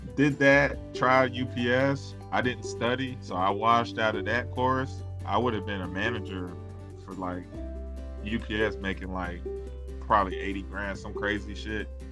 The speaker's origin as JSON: {"language": "English", "region": "South Carolina", "country": "United States", "tie": "born or raised there", "also_born_or_lived": "Germany / Seoul, South Korea / Orlando, Florida", "moved": "as an adult", "said": "where I grew up in South Carolina"}